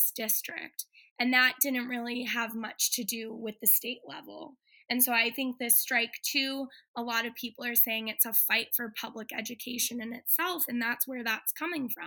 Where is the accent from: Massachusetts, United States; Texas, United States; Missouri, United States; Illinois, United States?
Massachusetts, United States; Boston; now in Los Angeles, United States; Born and raised in Boston